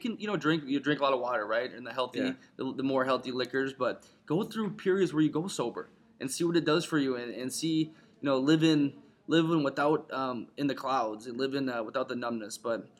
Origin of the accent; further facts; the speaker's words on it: Ireland; I'm Irish.